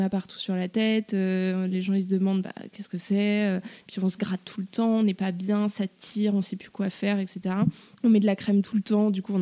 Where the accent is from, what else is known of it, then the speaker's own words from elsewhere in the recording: Paris, Île-de-France, France; je suis née à Paris, j'ai grandi à Paris.